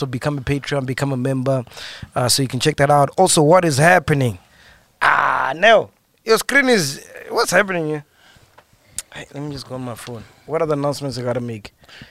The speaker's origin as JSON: {"language": "English", "town": "Siloam", "region": "Limpopo", "country": "South Africa", "tie": "born or raised there", "said": "I was born in Silom."}